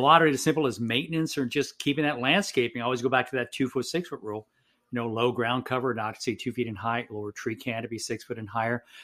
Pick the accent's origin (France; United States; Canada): United States; San Benito, Texas; moved away as an adult; also born or lived in Tampa, Florida; I'm actually born and raised in South Texas in a town called San Benito, Texas